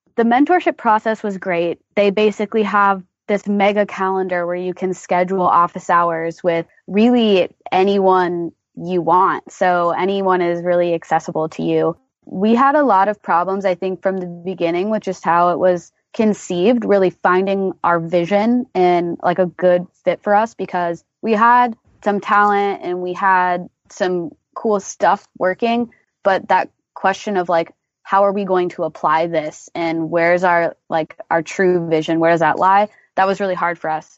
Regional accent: Portland, Oregon, United States; moved away as an adult; also born or lived in Austin, Texas; I grew up in Portland, Oregon, and then I went to the University of Texas at Austin where I studied computer science.

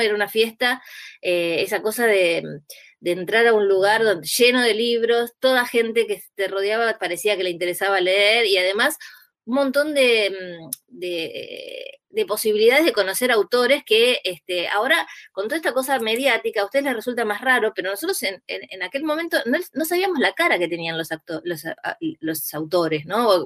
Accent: Burzaco, Buenos Aires Province, Argentina; crecí en Bursaco

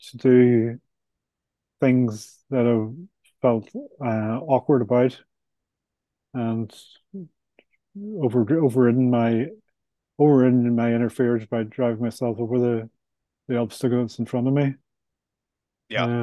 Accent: Ireland; I'm Irish, so I like to have a couple of pints at the end of the week

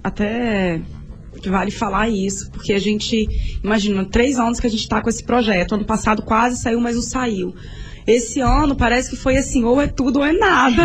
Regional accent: Vitória, Espírito Santo, Brazil; sou nascida e criada em Jardim de Camburi

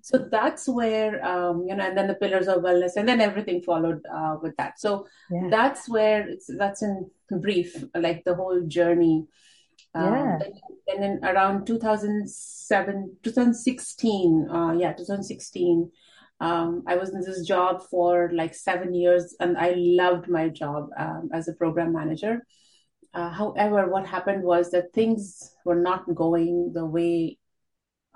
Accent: India; moved away as an adult; now in Canada; my initial education has been in India, and then I was in the teaching line, teaching high school. And then when we came to Canada

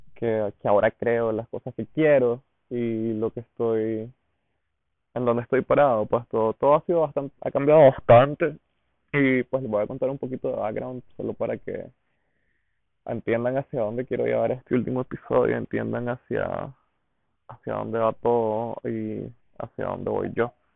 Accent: Diriamba, Carazo, Nicaragua; me fui a vivir de nuevo a Iriamba, a la casa de mi mamá, pues porque no quería pagar renta y porque Diriamba, mi pueblo, que es un pueblito en Carazos

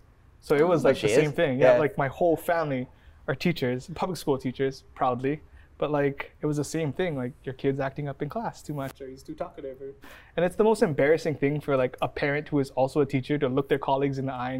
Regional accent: Kapaa, Hawaii, United States; I grew up in Kapaa

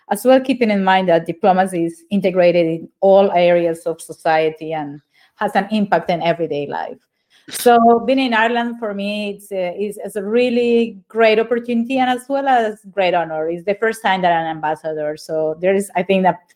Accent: Neiva, Huila, Colombia; I'm from Neiva.

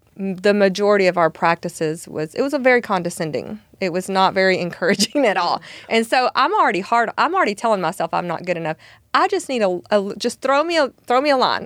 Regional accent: Alabama, United States; now in Texas, United States; I'm originally from Alabama

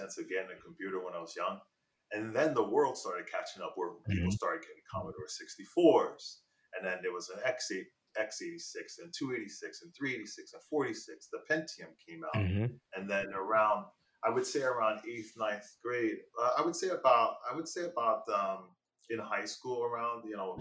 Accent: Elizabeth, New Jersey, United States; growing up in Elizabeth, there was a lot of kids that just didn't have that type of head start.

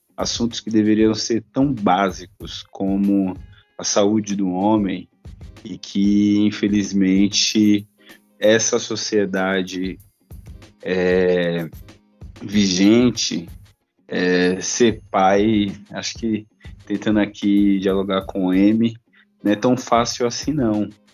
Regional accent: Salvador, Bahia, Brazil; now in São Paulo, Brazil; um soteropolitano

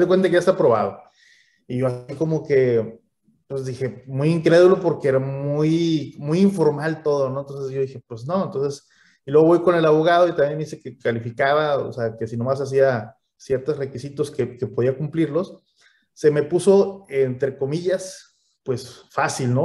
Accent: Mexico; uno como mexicano es un poquito más cohibido, más vergonzoso

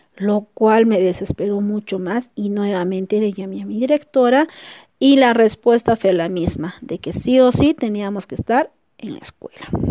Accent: Cusco, Peru; also born or lived in Incahuasi, La Convención; Mi ciudad natal es Cusco, lugar donde paso todas mis vacaciones con mi familia

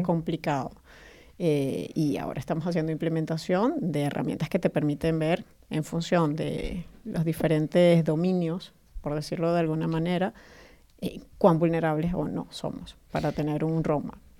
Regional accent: Caracas, Capital District, Venezuela; moved away as an adult; now in Spain; nací en Venezuela, Caracas, pero ya tengo más de 11 años en España

